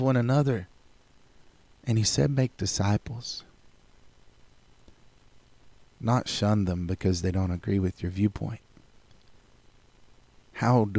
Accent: United States; I am proud to be an American as an American citizen.

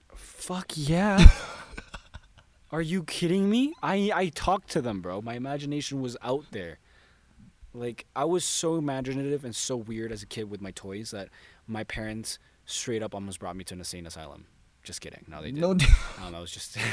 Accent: San Diego, California, United States; From San Diego.

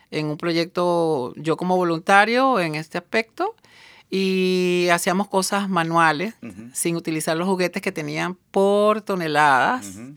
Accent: Venezuela; Pero normalmente mi pronunciación es a veces un poco neutral dentro de los mismos venezolanos.

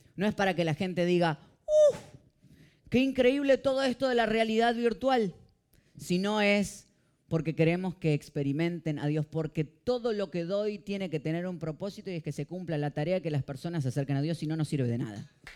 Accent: Argentina; now in Miami, United States; yo salgo y en dos horas estoy en mi país

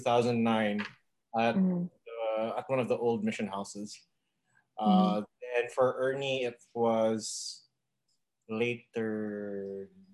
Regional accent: Sharjah, United Arab Emirates; moved away as an adult; also born or lived in Bahrain / Dubai; now in Philippines; I was born in Bahrain, but after 6 months, we moved to UAE. And if I'm correct, we stayed in Dubai for 5 years until we moved to Sharjah

